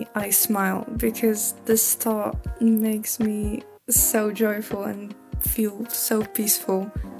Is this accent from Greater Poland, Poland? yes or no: yes; Gniezno, Greater Poland, Poland; I'm from Gniezno, Poland